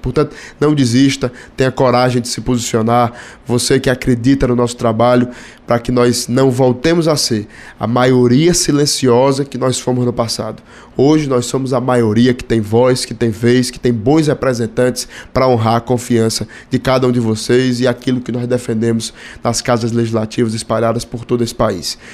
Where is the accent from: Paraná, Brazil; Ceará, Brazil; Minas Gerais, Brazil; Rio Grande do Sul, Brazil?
Ceará, Brazil; Fortaleza; para a cidade que nasci, Fortaleza